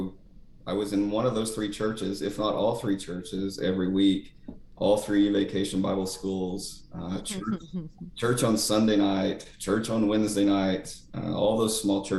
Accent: Eastern Oklahoma, United States; moved away; at the time everybody was Baptist back in Eastern Oklahoma

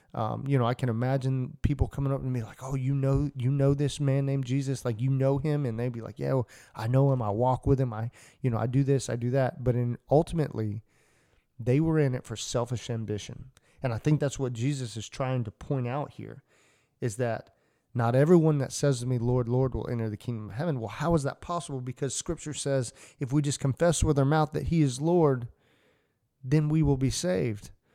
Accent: Atlanta, Georgia, United States; I grew up in Atlanta

